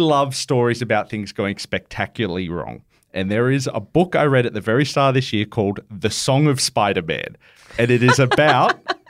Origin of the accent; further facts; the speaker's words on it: Penrith, New South Wales, Australia; I grew up in Penrith.